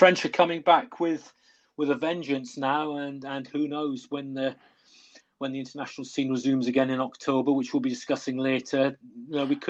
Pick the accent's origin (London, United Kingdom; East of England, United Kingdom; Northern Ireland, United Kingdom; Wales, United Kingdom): Wales, United Kingdom; West; coming from West Wales, you know, rugby mad area